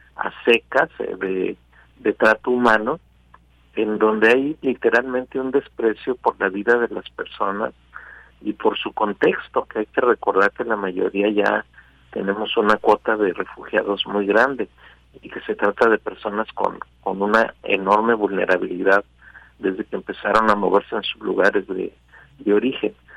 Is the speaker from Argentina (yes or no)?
no; Mexico; somos nosotros los mexicanos